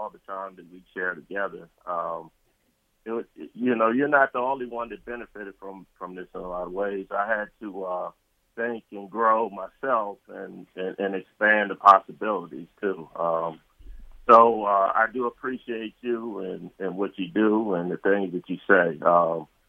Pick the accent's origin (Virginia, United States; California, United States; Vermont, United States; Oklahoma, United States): Virginia, United States; Falls Church; we grew up in Falls Church